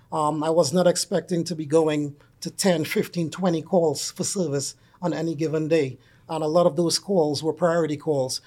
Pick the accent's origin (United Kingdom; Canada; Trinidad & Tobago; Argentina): Trinidad & Tobago; moved away; I'm originally from Trinidad and Tobago